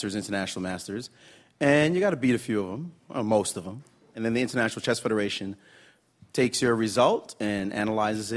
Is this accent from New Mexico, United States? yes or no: no; New York City, New York, United States; I'm from Brooklyn